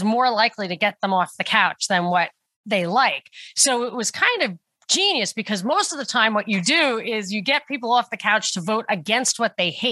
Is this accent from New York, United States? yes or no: yes; New York, United States; moved away as an adult; also born or lived in Atlanta, Georgia / Texas; I grew up in New York